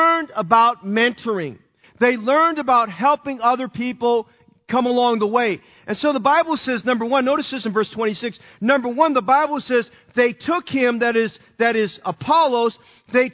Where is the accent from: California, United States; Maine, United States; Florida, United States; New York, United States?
California, United States; Oakland; where I grew up in Oakland